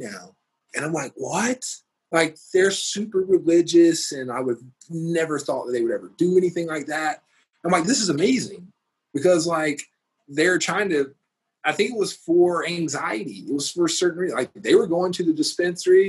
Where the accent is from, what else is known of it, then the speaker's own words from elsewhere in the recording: Georgia, United States; now in Denver, United States; I'm from Georgia. My family grew up in the Bible Belt